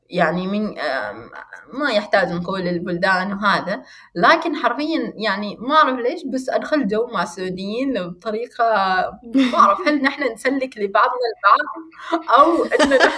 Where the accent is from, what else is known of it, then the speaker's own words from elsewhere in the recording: Rustaq, South Al Batinah, Oman; لان انا مش مش من مسقط يعني كذا لهجتي مش مسقط مسقط لا أنا من من منطقة اسمها الرستاق ونحن هناك لهجتنا آه، شوية مختلفة